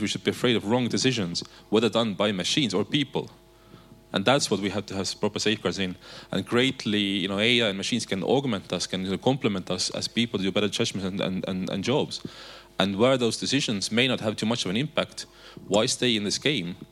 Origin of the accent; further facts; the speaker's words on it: Estonia; we have said it differently in Estonia